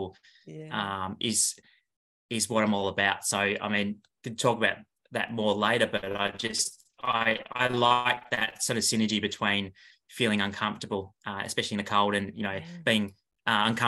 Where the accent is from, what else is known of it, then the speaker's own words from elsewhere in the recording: Kingston, Tasmania, Australia; also born or lived in Sandfly, Tasmania; I grew up in Tasmania in a place called Kingston.